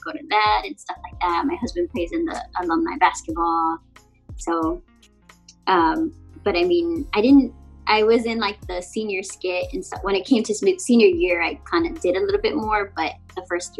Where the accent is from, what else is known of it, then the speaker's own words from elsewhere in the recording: San Antonio, Texas, United States; moved away as an adult; now in Hawaii, United States; So I grew up in the south side of San Antonio. Born and raised in the south side.